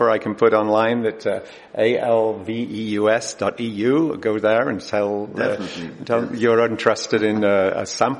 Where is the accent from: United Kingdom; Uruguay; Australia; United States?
United Kingdom; England; I grew up in England